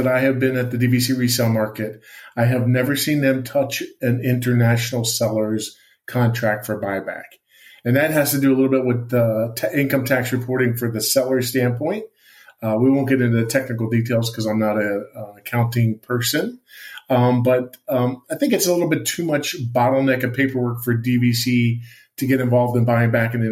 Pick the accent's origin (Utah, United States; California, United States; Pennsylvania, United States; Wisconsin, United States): Pennsylvania, United States; Allentown; moved away; I grew up on the East Coast. I lived in Allentown, Pennsylvania